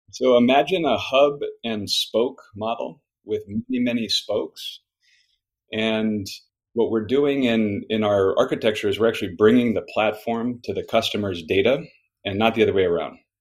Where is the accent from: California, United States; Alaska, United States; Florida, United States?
Alaska, United States; Homer; moved away; I grew up in a fishing town in Alaska called Homer.